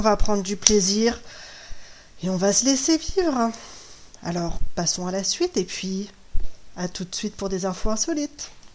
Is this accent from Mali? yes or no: no; Brittany, France; chez nous en Bretagne